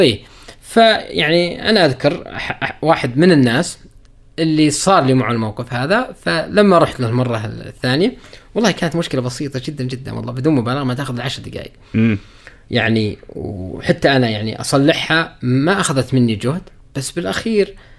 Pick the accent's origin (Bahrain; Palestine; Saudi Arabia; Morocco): Saudi Arabia; also born or lived in Riyadh; اني انا سعودي